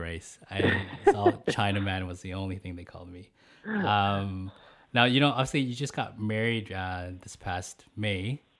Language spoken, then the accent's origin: English; Abbotsford, British Columbia, Canada; I grew up in Abbotsford, and at that time, not many Chinese.